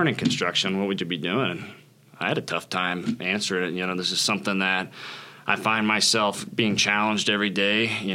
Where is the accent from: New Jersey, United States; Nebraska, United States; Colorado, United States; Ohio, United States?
Nebraska, United States; Springfield; originally from Springfield, Nebraska, born and raised there